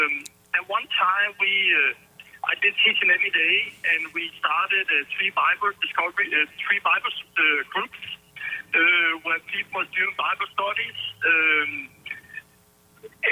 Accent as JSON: {"language": "English", "country": "Denmark", "moved": "as an adult", "lives_now": "United States", "said": "I've been so proud of being Danish"}